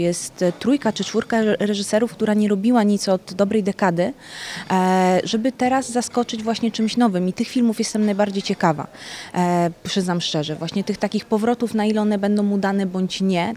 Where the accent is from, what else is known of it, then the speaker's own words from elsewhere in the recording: Jelenia Góra, Lower Silesian Voivodeship, Poland; moved away as an adult; also born or lived in Italy; now in Łódź, Poland; Nie jestem z Łodzi de facto, jestem z Włoch i Jeleniej Góry